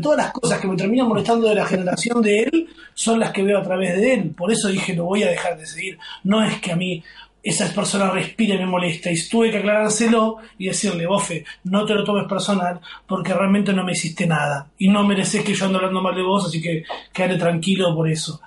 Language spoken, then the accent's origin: Spanish; Buenos Aires Province, Argentina; also born or lived in Palermo, Buenos Aires; now in Buenos Aires, Argentina; nosotros venimos de un barrio que se llama Tordera, que es el conurbano